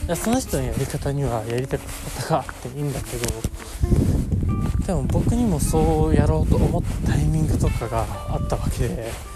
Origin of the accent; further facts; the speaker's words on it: Japan; 僕の地元の小林駅